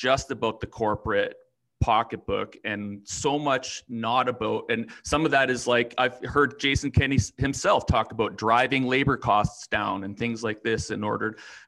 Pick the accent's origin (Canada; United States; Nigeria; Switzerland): Canada; Saskatchewan; moved away; also born or lived in Alberta; So I grew up in Saskatchewan half my life. Other half of my life living in Alberta